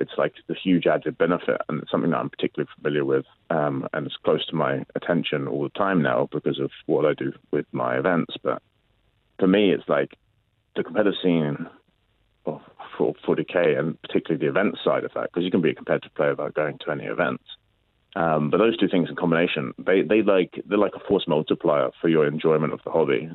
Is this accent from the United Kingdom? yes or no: yes; London, United Kingdom; I grew up in London